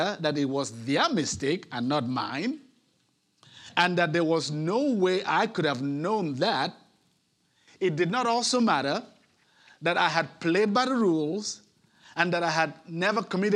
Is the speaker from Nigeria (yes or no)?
yes; Nigeria; moved away as an adult; also born or lived in Netherlands; now in Houston, United States; I myself am an immigrant. While I had the luxury of migrating from my home country, Nigeria, to the Netherlands for religious work